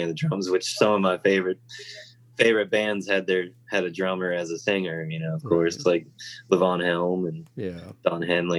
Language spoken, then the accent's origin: English; Virginia, United States; also born or lived in Los Angeles; Yeah, I was actually born in Los Angeles. {S1} Oh, wow. {S2} And then I moved to Virginia when I was around 3.